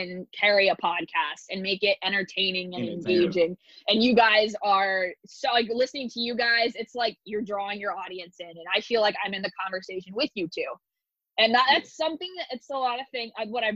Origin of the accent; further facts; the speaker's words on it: San Diego, California, United States; also born or lived in Pittsburgh / Chicago; now in New York, United States; growing up in Southern California